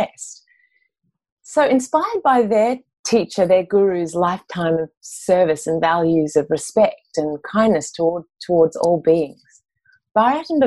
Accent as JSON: {"language": "English", "town": "Mullumbimby", "region": "New South Wales", "country": "Australia", "tie": "born or raised there", "said": "I was managing a detox centre in my hometown, Mullumbimby, in the Northern Rivers of New South Wales"}